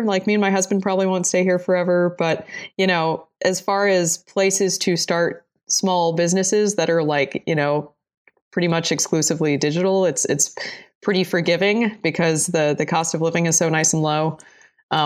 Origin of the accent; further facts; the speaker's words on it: New Jersey, United States; also born or lived in Boulder, Colorado; now in Blacksburg, United States; So I'm originally from New Jersey and then lived in Boulder, Colorado for a long time.